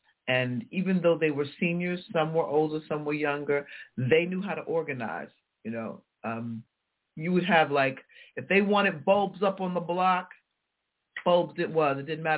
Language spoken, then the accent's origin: English; Tennessee, United States; we were reminiscing about growing up in Tennessee. Now, she was there full-time. I was there part-time.